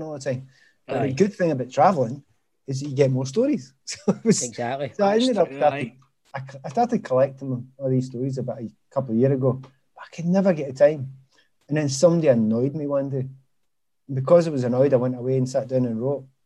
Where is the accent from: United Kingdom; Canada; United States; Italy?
United Kingdom; Glasgow, Scotland; from Easterhouse